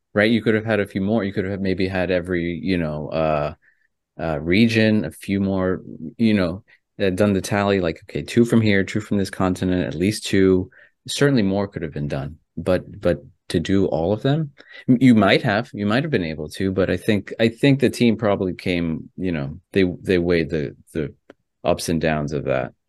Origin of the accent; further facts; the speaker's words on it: United States; also born or lived in Ecuador (ancestry); my family's from Ecuador, right? I was born here in America, but my family's Ecuadorian.